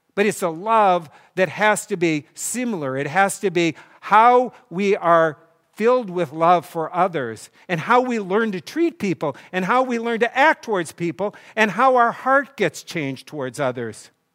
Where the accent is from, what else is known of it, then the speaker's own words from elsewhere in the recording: North Dakota, United States; I grew up in North Dakota where there was no tennis court until they put one in my senior in high school